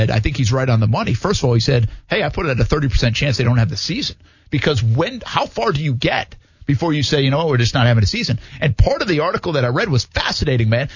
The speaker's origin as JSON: {"language": "English", "region": "New England", "country": "United States", "tie": "born or raised there", "moved": "yes", "said": "I grew up in New England"}